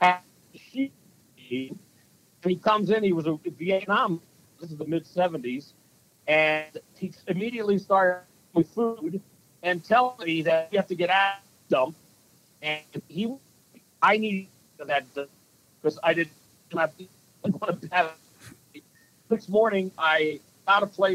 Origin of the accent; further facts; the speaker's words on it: Jersey Shore, New Jersey, United States; now in Minnesota, United States; I grew up on the Jersey Shore, which was a great place to grow up as a kid.